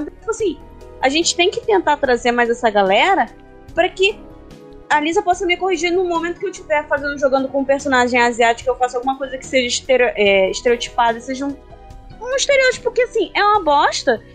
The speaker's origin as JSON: {"language": "Portuguese", "region": "Rio de Janeiro", "country": "Brazil", "said": "Carioca. Eu sou carioca."}